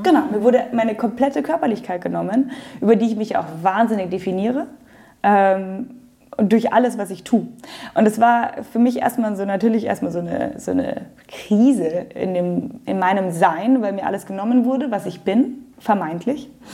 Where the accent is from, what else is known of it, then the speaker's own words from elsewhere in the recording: Munich, Bavaria, Germany; Also ich bin Münchnerin, meine Eltern sind in München geboren, sogar die Großeltern. Also ich bin Aha, so durch und durch Münchner Kindel